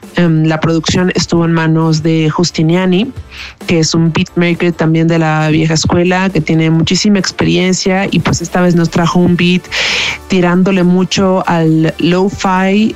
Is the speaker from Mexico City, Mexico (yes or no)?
yes; Mexico City, Mexico; soy MC de la Ciudad de México